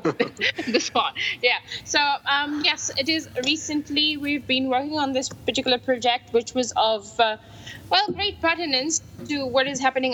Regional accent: Mauritius; I am from Mauritius

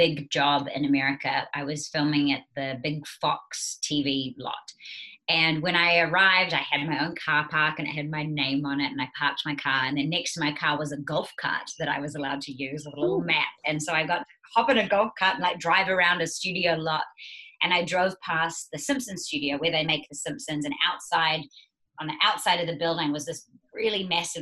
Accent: New Zealand; also born or lived in United States; I am a New Zealander and a Kiwi

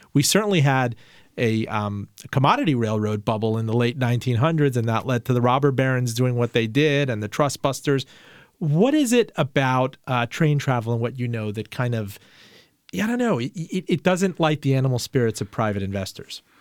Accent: Miami, Florida, United States; moved away as an adult; somebody growing up in Miami

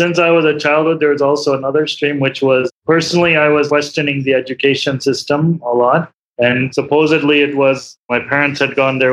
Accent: Chicago, Illinois, United States; also born or lived in India; I grew up in Chicago, in suburbs of Chicago

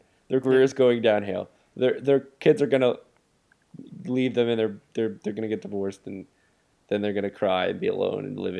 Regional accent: Boston, Massachusetts, United States; we're from Boston.

